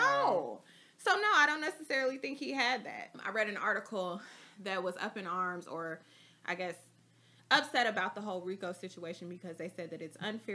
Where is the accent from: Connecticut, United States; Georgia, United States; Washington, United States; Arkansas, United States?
Georgia, United States; Atlanta; even though I'm from Atlanta, I don't speak Atlanta.